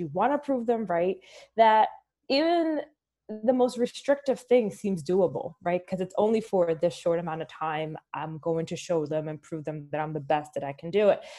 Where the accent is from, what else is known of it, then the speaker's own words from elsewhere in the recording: Philadelphia, Pennsylvania, United States; also born or lived in Dominican Republic; growing up in Philly